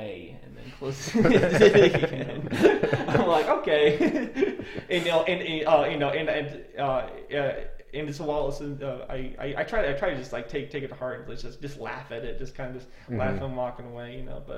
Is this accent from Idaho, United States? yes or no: yes; Idaho, United States; moved away as an adult; I am from Idaho, and there are a lot more church members in that region